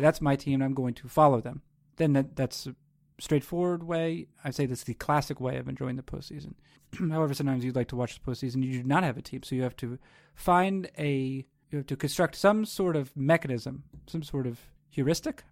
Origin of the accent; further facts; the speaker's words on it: New England, United States; I not only live in, but I'm also, I hail from New England